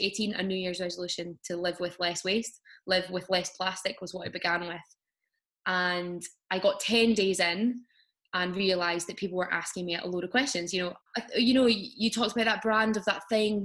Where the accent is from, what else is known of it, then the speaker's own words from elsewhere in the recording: Glasgow, Scotland, United Kingdom; also born or lived in Edinburgh; Even though I'm from Glasgow, I wasn't living there at the time.